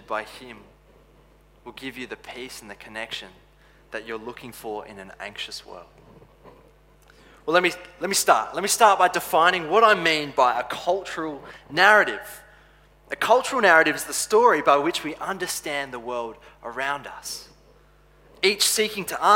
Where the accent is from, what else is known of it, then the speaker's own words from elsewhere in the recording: Adelaide, South Australia, Australia; also born or lived in Canada; I grew up in Canada and the eastern suburbs of Adelaide